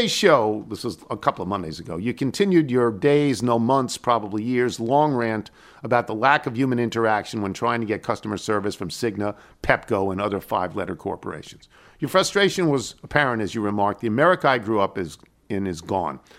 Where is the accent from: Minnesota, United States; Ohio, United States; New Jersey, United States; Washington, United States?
New Jersey, United States; Galloway; which I add parenthetically, I have played in my hometown of Galloway. Just a short drive up the Garden State Parkway from Harbor Pines.